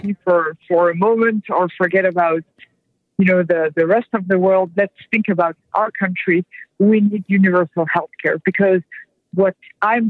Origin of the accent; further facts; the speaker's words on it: France; now in United States; I'm French to start. I'm not an American born person